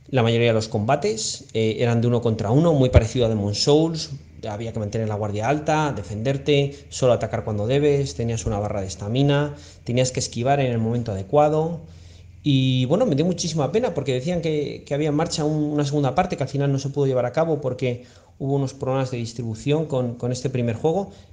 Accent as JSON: {"language": "Spanish", "town": "León", "region": "Castile and León", "country": "Spain", "said": "yo soy de León"}